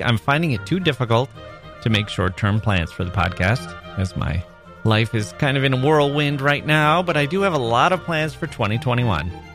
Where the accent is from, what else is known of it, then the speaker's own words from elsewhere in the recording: Wisconsin, United States; as an American